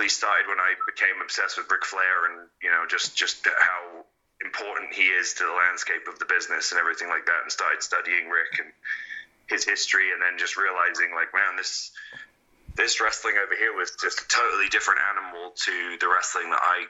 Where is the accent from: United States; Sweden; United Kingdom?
United Kingdom; England; growing up in England